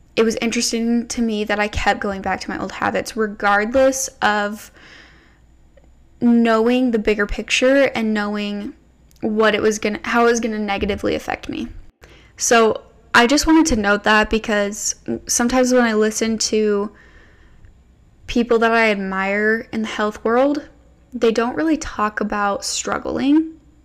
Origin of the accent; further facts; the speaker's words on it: United States; I grew up living in America, eating your standard American processed, sugary, food-colored diet.